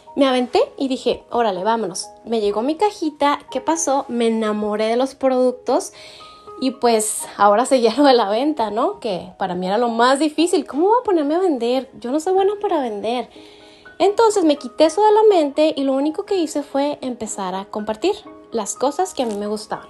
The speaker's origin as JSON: {"language": "Spanish", "town": "Delicias", "region": "Chihuahua", "country": "Mexico", "tie": "born or raised there", "moved": "yes", "lives_now": "El Paso, United States", "said": "Yo soy mexicana, soy originaria de Delicia, Chihuahua"}